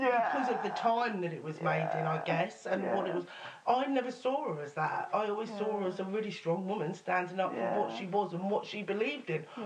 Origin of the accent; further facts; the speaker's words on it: Portsmouth, South East England, United Kingdom; I was Portsmouth born and bred